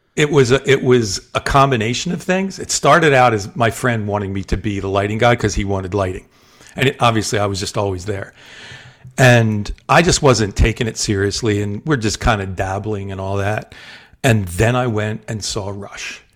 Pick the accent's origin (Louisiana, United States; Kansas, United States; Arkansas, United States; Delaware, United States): Delaware, United States; also born or lived in South Jersey; my formative years, like junior high, high school, all that, I grew up in Delaware